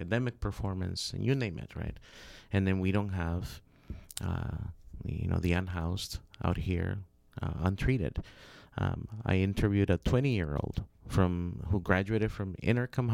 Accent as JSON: {"language": "English", "country": "Honduras", "said": "I'm from Honduras"}